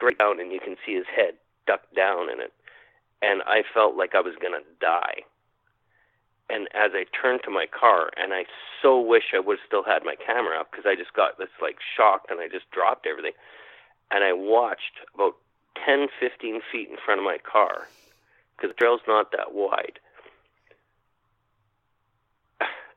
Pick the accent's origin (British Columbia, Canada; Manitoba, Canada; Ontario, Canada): Manitoba, Canada; Winnipeg; I'm from Winnipeg